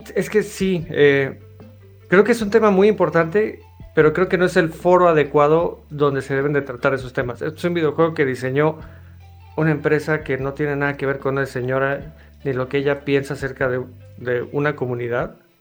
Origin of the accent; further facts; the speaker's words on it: Mexico; soy mexicano